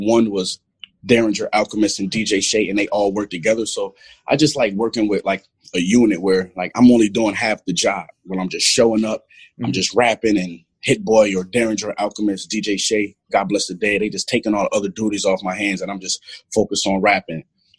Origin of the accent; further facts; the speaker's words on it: Buffalo, New York, United States; Come on, man. I'm from Buffalo. We watch anything Buffalo.